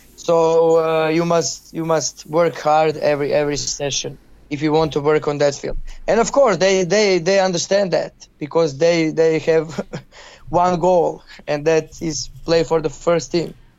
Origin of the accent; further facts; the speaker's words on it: Zagreb, City of Zagreb, Croatia; English is a second language; I'm from Zagreb, and I'm I'm here in Dinamo